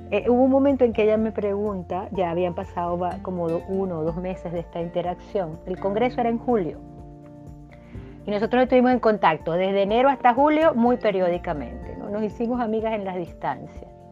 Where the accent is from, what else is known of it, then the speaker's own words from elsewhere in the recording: Venezuela; moved away as an adult; now in Chile; hasta que salí de Venezuela, llegué a Chile y estos últimos seis años en Chile